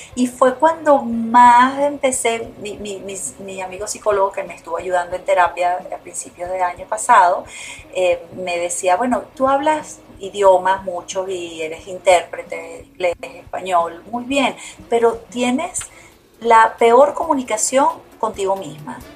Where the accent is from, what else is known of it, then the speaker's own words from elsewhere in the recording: Venezuela; moved away; Yo me fui hace 29 años de Venezuela